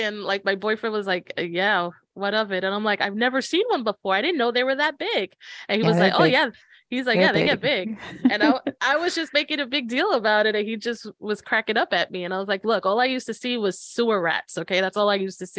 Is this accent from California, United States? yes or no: no; New York City, New York, United States; moved away; I was born and raised in New York. I'm gonna be a Brooklyn girl no matter where I go